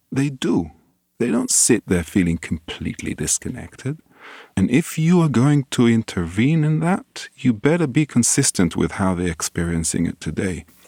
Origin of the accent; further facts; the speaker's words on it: Israel; moved away as an adult; also born or lived in London, United Kingdom / Singapore; I grew up in Israel